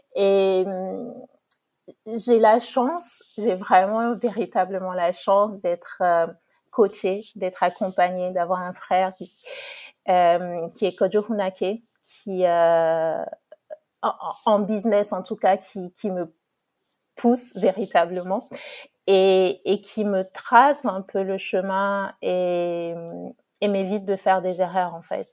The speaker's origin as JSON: {"language": "French", "country": "Togo", "tie": "born or raised there", "said": "j'ai grandi au Togo, pardon. Euh, je suis d'origine togolaise"}